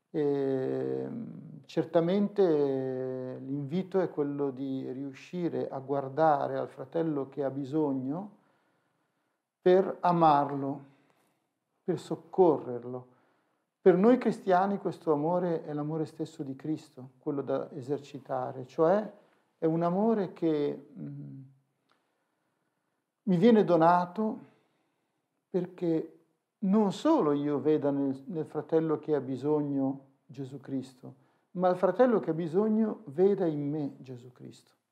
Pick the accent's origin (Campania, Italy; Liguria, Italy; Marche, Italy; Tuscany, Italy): Liguria, Italy; Genoa; essendo genovese d'origine eh, tante volte ci siamo ritrovati a spalare a Genova